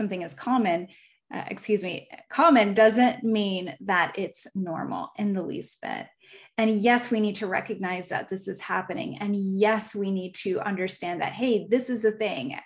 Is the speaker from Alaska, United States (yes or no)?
yes; Alaska, United States; I was a military kid, and so we moved here when I was like six. So I just tell people I'm from here